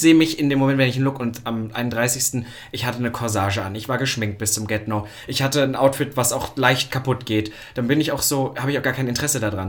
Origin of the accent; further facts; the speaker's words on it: Halle, Saxony-Anhalt, Germany; now in Berlin, Germany; in Halle, da wo ich herkomme